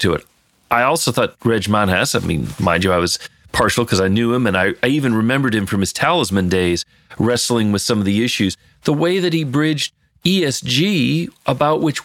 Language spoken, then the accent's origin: English; Detroit, Michigan, United States; growing up in Detroit